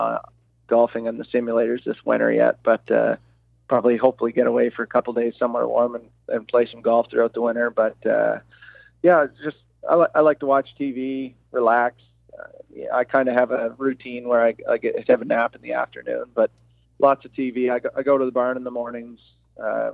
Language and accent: English; Prince Edward Island, Canada; now in Guelph, Canada; I've got friends that I grew up with back in Prince Edward Island